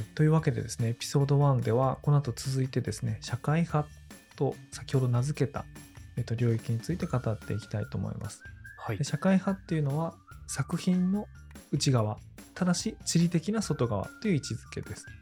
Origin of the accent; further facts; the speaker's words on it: Tōno, Iwate, Japan; 僕はね出身岩手県遠野市ってところであの小中高とそこであの過ごしたので